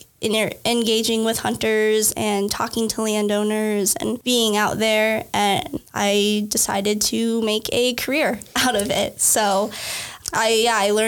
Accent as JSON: {"language": "English", "town": "Lincoln", "region": "Nebraska", "country": "United States", "tie": "born or raised there", "said": "I am from Nebraska originally. I grew up here in Lincoln"}